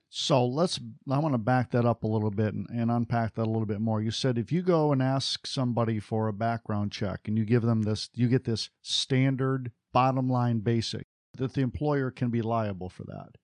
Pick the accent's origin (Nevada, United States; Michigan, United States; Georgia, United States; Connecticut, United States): Michigan, United States; Detroit; I grew up just outside of Detroit